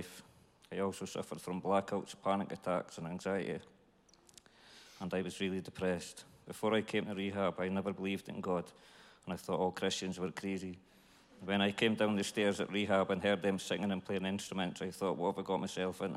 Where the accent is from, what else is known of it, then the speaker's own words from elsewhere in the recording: Dundee, Scotland, United Kingdom; I'm from Dundee. I was brought up by mum and dad and had a good childhood